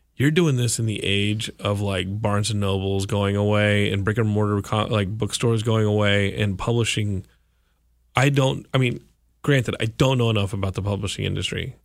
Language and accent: English; Austin, Texas, United States; I grew up in Austin